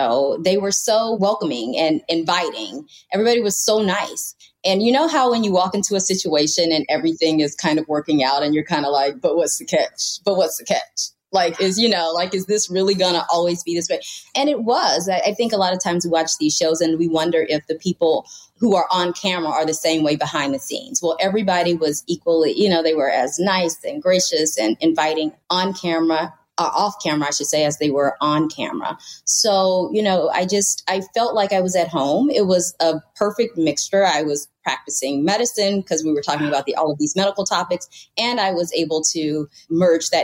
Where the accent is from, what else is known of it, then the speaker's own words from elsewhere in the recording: Louisiana, United States; moved away; also born or lived in Midwest / Los Angeles; I'm from Louisiana